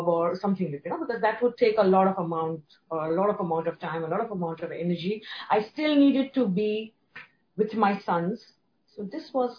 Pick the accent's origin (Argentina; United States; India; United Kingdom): India; moved away as an adult; now in Hong Kong; born and brought up in India, then migrated to Hong Kong 15 years back after marriage.